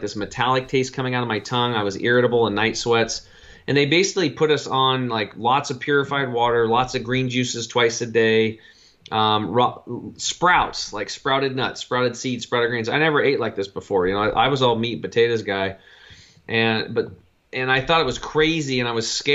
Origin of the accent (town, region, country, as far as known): Eastern Oregon, United States; born or raised there